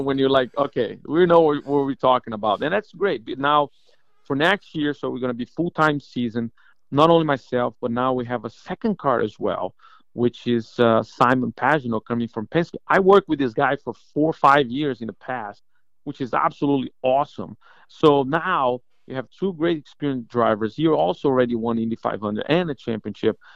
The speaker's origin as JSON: {"language": "English", "country": "Brazil", "also_born_or_lived": "Atlanta, Georgia", "moved": "as an adult", "lives_now": "Florida, United States", "said": "my Spanish sucks, by the way, because I'm from Brazil"}